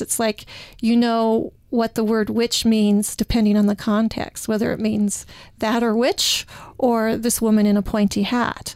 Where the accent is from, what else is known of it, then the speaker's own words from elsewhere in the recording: Utah, United States; I'm from Utah